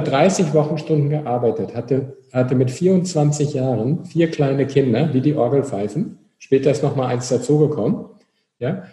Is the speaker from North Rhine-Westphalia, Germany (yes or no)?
yes; North Rhine-Westphalia, Germany; Wir kommen aus Nordrhein-Westfalen